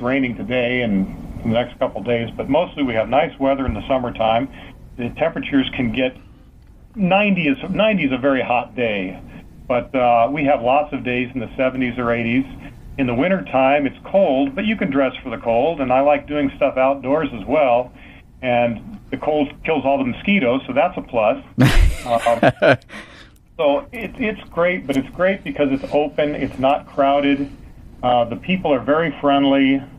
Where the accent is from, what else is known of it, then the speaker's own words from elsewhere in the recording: Los Angeles, California, United States; moved away as an adult; now in Alaska, United States; I'm originally from California. Mm-hmm. Moved around a lot when I was a little kid, but I more or less grew up in the L.A. area.